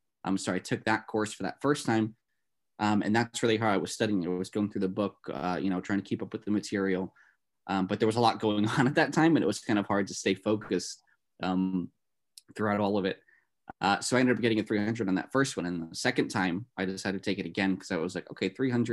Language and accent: English; New Jersey, United States; So like I'm from Northern New Jersey, so I'm not too far from the New York State border.